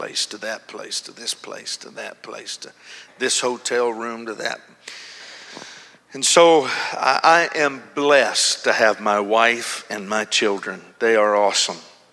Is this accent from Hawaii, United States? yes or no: yes; Honolulu, Hawaii, United States; I am from Honolulu.